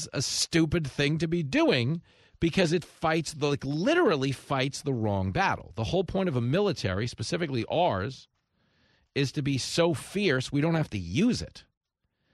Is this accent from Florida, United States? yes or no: no; Levittown, New York, United States; I grew up in Levittown, New York